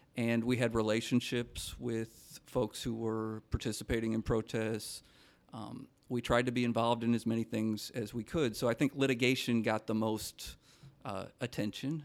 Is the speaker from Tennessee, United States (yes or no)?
no; Minnesota, United States; I come from Minnesota